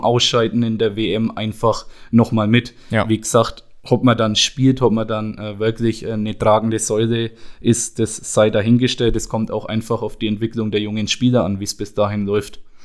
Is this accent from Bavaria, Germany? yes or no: yes; Schnelldorf, Bavaria, Germany; bei uns in Schnelldorf, bei meinem Heimatverein, bei den Bambinis eben begonnen zum Trainieren